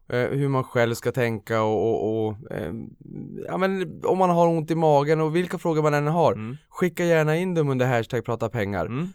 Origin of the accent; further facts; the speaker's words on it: Boden, Norrbotten County, Sweden; Boden, där jag kommer från i Norrbotten